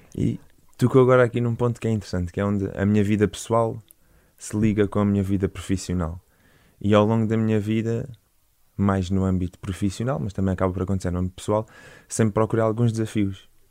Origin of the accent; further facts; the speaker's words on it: Portimão, Algarve, Portugal; moved away as an adult; sou, sou Algarvio, nascido e criado em, em Portimão